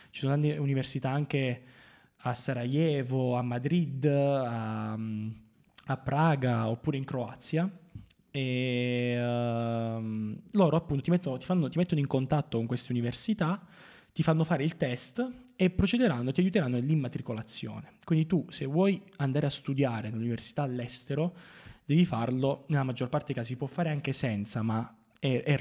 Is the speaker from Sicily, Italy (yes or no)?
no; Marconia, Basilicata, Italy; fare qualcosa di buono anche nella mia terra, che a cui